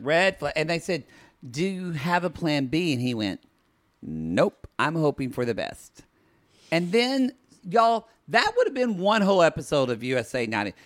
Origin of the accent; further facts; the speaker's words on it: Oklahoma, United States; I'm from Oklahoma.